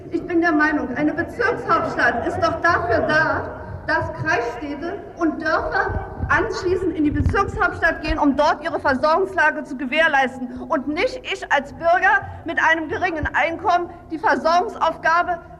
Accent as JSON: {"language": "German", "region": "Berlin", "country": "Germany", "moved": "as an adult", "lives_now": "Rostock, Germany", "said": "ich wohne seit zwei Jahren in Ihrer Stadt Rostock, die mir territorial ganz gut gefällt. Ich muss sagen, ich komme aus Berlin."}